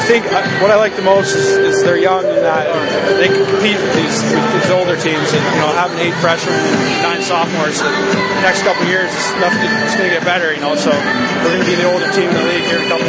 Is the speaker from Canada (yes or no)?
yes; Lethbridge, Alberta, Canada; moved away as an adult; now in New England, United States; I'm from Alberta, so I went back home there for Christmas